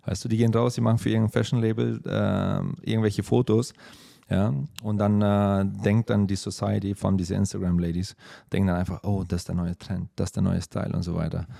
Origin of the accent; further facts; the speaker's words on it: Germany; moved away; bei uns in Deutschland